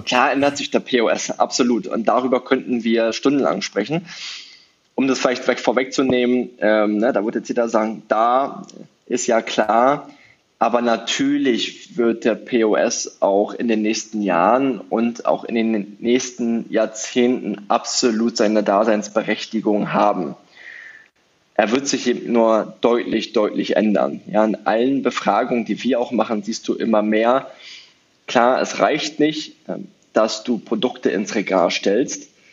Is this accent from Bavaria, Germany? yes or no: no; Brandenburg, Germany; Brandenburg, meine Heimat